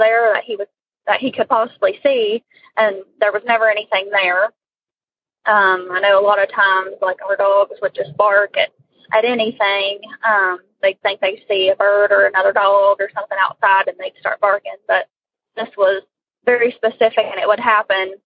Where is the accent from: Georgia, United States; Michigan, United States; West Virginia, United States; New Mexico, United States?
West Virginia, United States; I'm from West Virginia